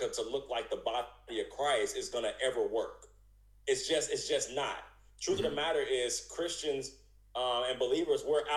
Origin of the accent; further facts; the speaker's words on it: United States; I'm an American citizen